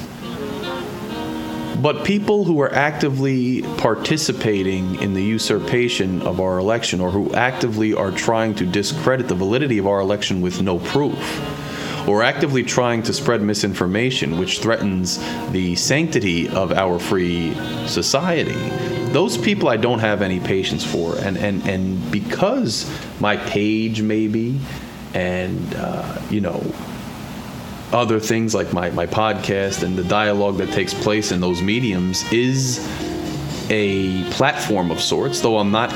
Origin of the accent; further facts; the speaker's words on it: United States; as an American